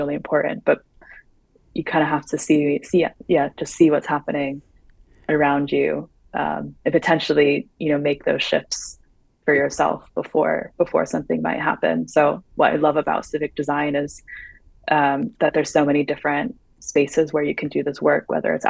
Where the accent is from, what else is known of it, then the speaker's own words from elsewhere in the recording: United States; moved away; as an American living abroad